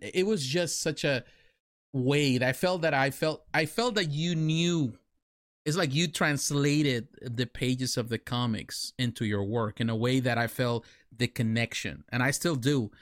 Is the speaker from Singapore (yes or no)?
no; Mexico; now in United States; I grew up in Mexico. I live in Mexico. I went to school in Mexico.